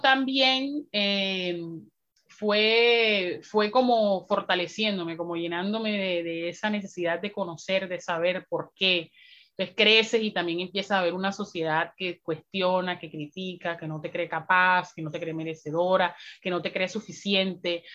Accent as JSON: {"language": "Spanish", "town": "Riohacha", "region": "La Guajira", "country": "Colombia", "tie": "born or raised there", "said": "soy una mujer afroguajira, nacida y criada en Río Hacha, un territorio muy bonito al norte de, Colombia"}